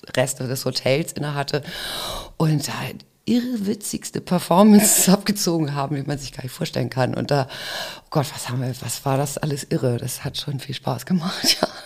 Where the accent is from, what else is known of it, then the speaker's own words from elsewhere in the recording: Hamburg, Germany; ich bin aber in Hamburg geboren mhm. und ähm, bin auf jeden Fall auch irgendwie im Herzen Hamburgerin